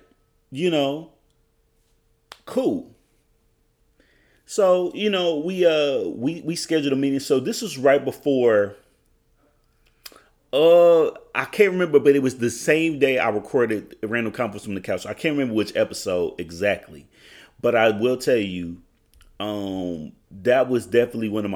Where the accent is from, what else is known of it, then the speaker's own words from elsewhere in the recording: Oklahoma, United States; I'm from Oklahoma.